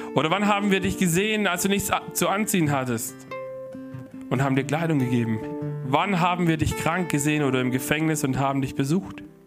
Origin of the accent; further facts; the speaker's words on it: Germany; also born or lived in Heilbronn; hier bei uns in Deutschland